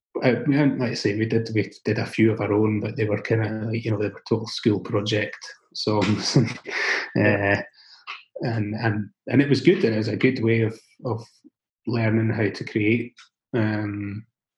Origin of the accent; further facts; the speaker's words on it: the Scottish Borders, Scotland, United Kingdom; growing up in the Borders, where, you know, there are no sort of actual live music venues